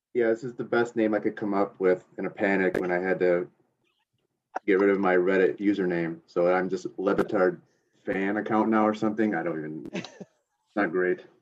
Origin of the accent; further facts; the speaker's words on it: a couple hours north of Grand Rapids, on Lake Michigan, United States; Grew up a couple hours north, right on Lake Michigan